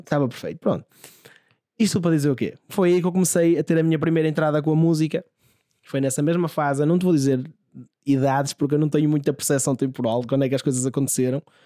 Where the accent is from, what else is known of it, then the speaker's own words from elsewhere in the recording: Santo Isidoro, Portugal; na minha terra, em Santo Isidoro